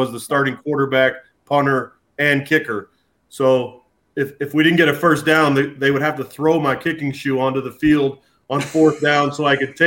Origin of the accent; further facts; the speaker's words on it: Oakville, Ontario, Canada; I was an 18-year-old kid from Canada